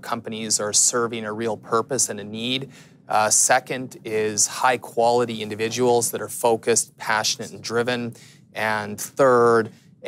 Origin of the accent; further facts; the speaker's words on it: Canada; being a Canadian